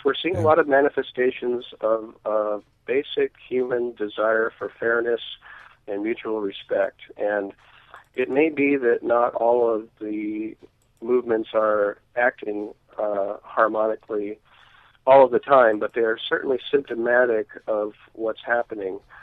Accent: Alaska, United States; my hometown in Alaska

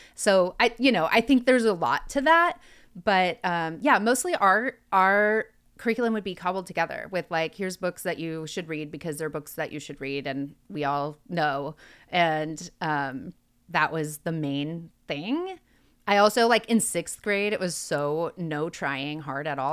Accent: Oregon, United States; growing up in Oregon

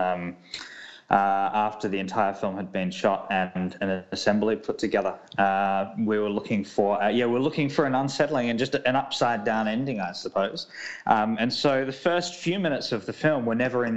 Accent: South Australia, Australia; my home state of South Australia

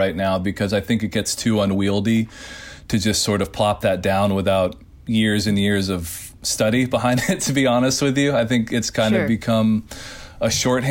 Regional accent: Nashville, Tennessee, United States; now in Portland, United States; growing up in Nashville

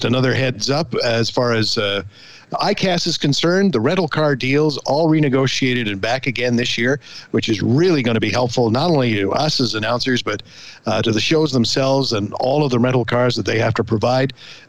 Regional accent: Canada; as a Canadian

